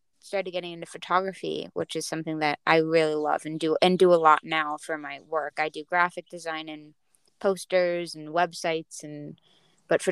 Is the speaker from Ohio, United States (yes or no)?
no; Hawaii, United States; growing up in Hawaii